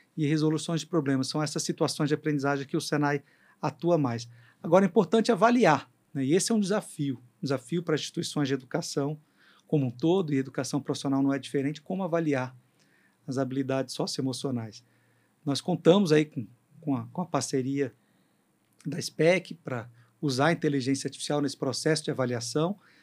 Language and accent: Portuguese; Brazil; a gente, como brasileiro